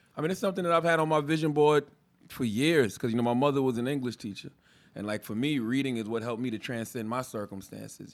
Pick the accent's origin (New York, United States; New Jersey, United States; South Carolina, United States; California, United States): South Carolina, United States; Moncks Corner; moved away; I come from Monk's Corner, South Carolina